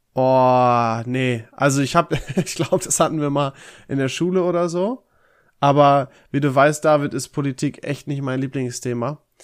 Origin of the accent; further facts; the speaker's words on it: Dorsten, North Rhine-Westphalia, Germany; ich war ja in, äh, in Dorsten, in meiner Heimat